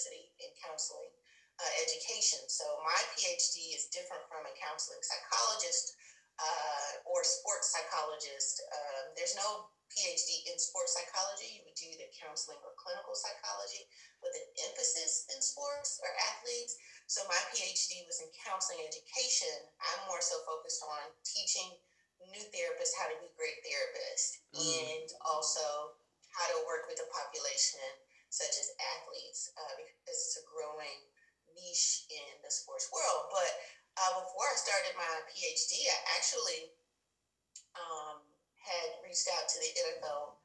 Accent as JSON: {"language": "English", "town": "Huntsville", "region": "Texas", "country": "United States", "tie": "born or raised there", "said": "I'm from a small town called Huntsville, Texas, which is an hour north of Houston"}